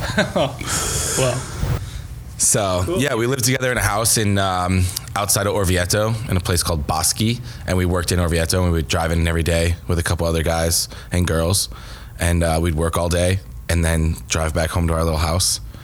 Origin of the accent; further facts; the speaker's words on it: Connecticut, United States; moved away as an adult; also born or lived in Boston; I was born and raised in Connecticut